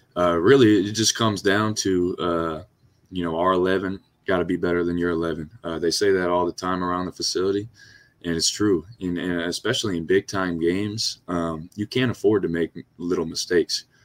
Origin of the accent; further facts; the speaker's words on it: Louisiana, United States; moved away; I'm from Louisiana